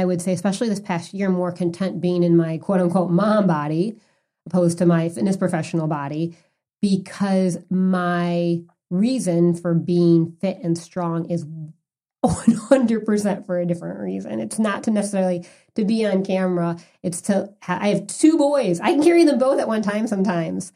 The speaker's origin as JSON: {"language": "English", "town": "Chicago", "region": "Illinois", "country": "United States", "said": "I'm from the Midwest. I'm from Chicago"}